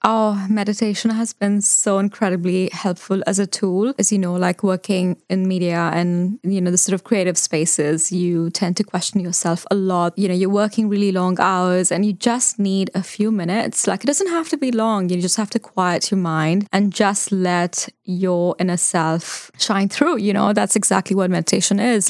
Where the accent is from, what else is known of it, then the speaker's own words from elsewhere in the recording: Mumbai, Maharashtra, India; moved away as an adult; also born or lived in London / Dubai; now in New Zealand; So I grew up in Mumbai. I was born there